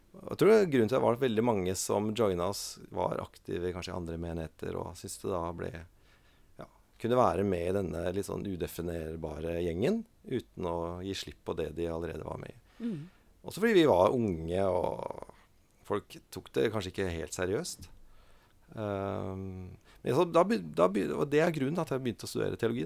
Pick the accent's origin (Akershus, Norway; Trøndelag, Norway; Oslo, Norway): Oslo, Norway; also born or lived in Molde; Og så flytta vi til Oslo når jeg var en fire-fem år gammel